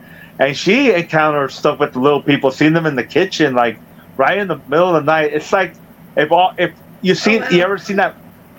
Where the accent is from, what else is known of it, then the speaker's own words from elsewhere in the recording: Chula Vista, California, United States; now in Temecula, United States; I grew up in Chula Vista, California, in San Diego. You know, I come from a big family. I'm the third of six.